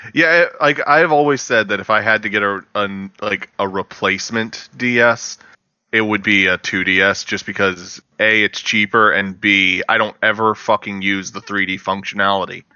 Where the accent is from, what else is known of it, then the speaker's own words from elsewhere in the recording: the South, United States; I am a Southerner